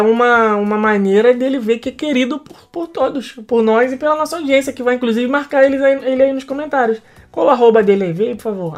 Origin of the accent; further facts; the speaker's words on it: Brazil; a gente é um grupo é, de brasileiros